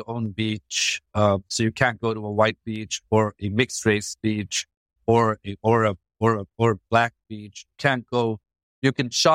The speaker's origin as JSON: {"language": "English", "town": "Durban", "region": "KwaZulu-Natal", "country": "South Africa", "tie": "born or raised there", "also_born_or_lived": "Stellenbosch", "moved": "as an adult", "said": "I grew up in Durban"}